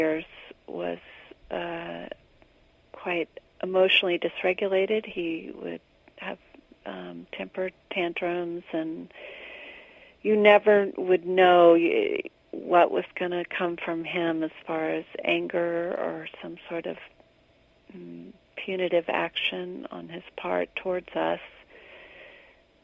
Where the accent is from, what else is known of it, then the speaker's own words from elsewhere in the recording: the South, United States; We were raised in the South